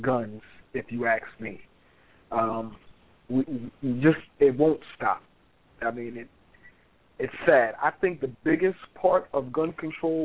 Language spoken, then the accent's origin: English; New York City, New York, United States; we, Rob and yourself and myself, we grew up in New York, in a city